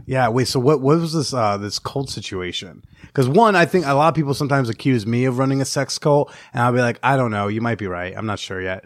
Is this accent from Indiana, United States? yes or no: no; New Jersey, United States; now in New York, United States; I grew up in North Jersey.